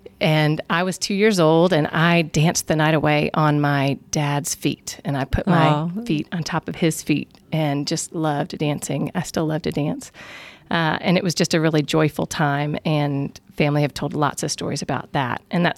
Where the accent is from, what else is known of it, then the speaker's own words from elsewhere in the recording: Virginia, United States; now in Augusta, United States; My husband is Adam. He grew up in Augusta. I'm from Virginia originally. And we've been here at First Pres for, 9 years now. And back in Augusta since 2007.